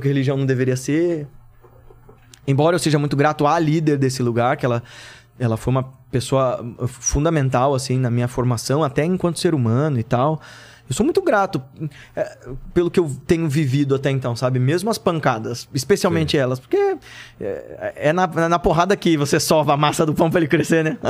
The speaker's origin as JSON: {"language": "Portuguese", "country": "Brazil", "tie": "born or raised there", "said": "eu cresci na Coab"}